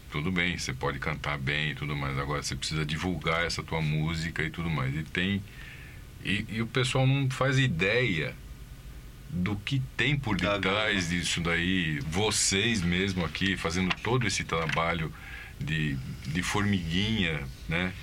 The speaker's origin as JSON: {"language": "Portuguese", "town": "São Bernardo do Campo", "region": "São Paulo", "country": "Brazil", "tie": "born or raised there", "said": "Nascido aqui em São Bernardo mesmo."}